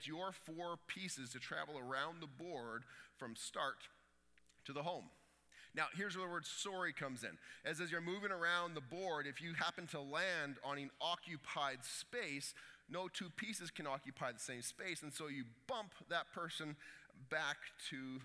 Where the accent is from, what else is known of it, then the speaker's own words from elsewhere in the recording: Canada; we're Canadian.